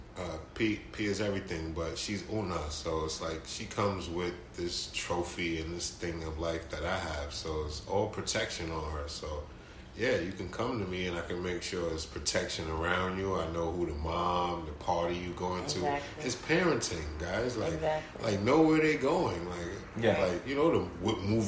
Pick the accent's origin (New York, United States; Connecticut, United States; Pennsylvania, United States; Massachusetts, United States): New York, United States; New York City; I come from the Bronx